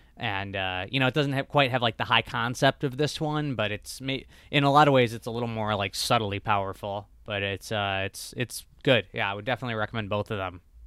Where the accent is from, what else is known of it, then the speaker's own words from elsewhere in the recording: home state of Jeff Daniels, Michigan, United States; he's from my home state